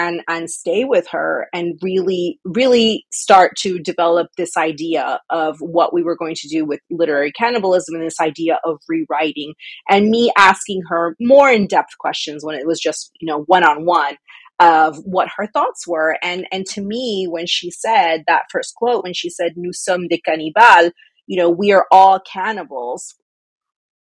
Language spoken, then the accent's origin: English; United States; my personal familial background is Mexican American. My parents are from Mexico and I was born in the United States